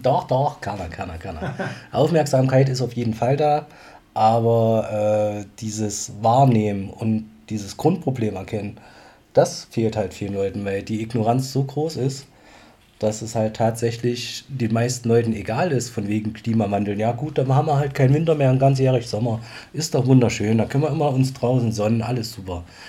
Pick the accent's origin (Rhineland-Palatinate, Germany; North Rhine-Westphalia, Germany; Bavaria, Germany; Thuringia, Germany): Thuringia, Germany; Bad Blankenburg; bei uns im Jugendclub saßen in Bad Blankenburg noch, wo ich herkomme